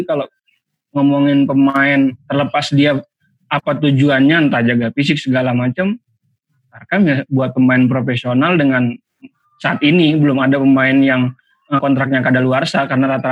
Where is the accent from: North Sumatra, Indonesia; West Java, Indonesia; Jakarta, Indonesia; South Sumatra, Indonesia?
North Sumatra, Indonesia; Medan; pengalaman masa kecil di Medan itu ada juga tarkam seingat seingat saya waktu masih kecil itu masih SD salah satu pemain yang tampil di tarkam daerah saya